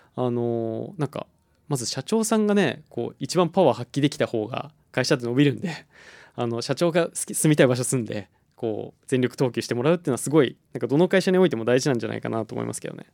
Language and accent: Japanese; Sapporo, Hokkaido, Japan; moved away as an adult; also born or lived in Tokyo; 大学卒業まで札幌にいたので、うん、えー、ただそこから12年ぐらい離れててで地元北海道に戻ってきたっていう感じです